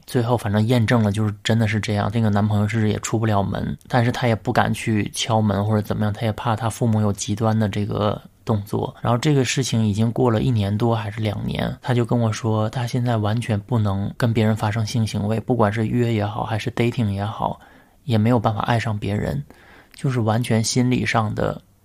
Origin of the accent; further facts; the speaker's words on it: China; 我们都是在中国的传统家庭长大，我们都是有双亲，有父母，有爷爷奶奶，七大姑八大姨